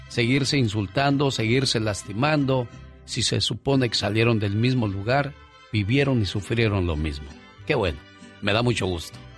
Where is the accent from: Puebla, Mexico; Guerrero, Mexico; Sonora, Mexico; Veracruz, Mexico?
Guerrero, Mexico; also born or lived in Tijuana; now in Newark, United States; Me gusta escuchar tu transmisión. Soy mexicano del estado de Guerrero. Radiqué un rato en Tijuana, en donde te conocí, pero actualmente estoy en Newark, New Jersey.